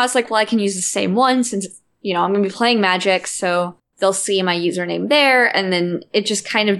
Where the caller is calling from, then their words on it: St. Louis, Missouri, United States; St. Louis, Missouri.